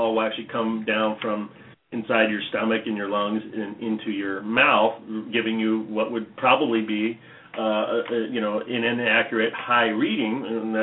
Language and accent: English; Orange County, California, United States; I was from Orange County